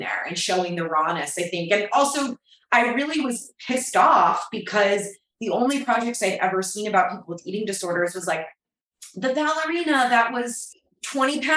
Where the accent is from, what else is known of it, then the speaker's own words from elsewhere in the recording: Atlanta, Georgia, United States; So I grew up in Atlanta